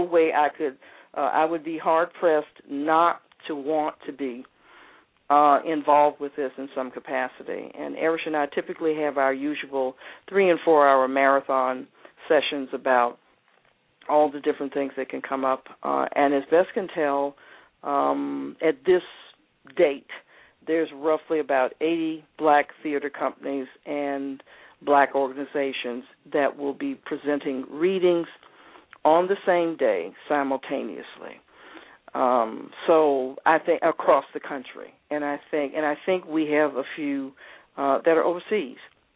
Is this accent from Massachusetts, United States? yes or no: no; Atlanta, Georgia, United States; I was raised here in Atlanta